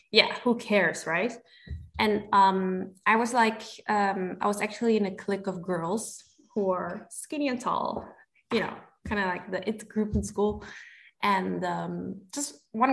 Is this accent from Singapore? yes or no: yes; Singapore; moved away as an adult; now in Belgium; I was born and bred in Singapore